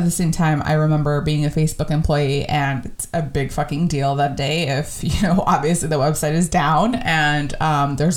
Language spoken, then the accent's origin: English; Texas, United States; I grew up in the States. I was born in Texas